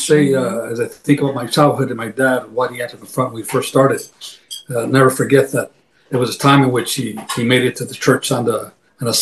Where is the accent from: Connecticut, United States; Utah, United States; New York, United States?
Connecticut, United States; New Haven; I was born and raised in a wonderful city of New Haven, Connecticut